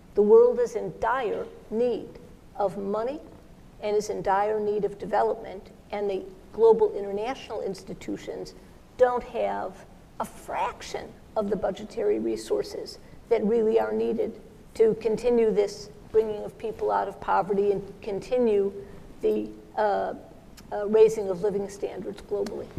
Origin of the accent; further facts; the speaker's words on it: Uzbekistan; I'm from Uzbekistan.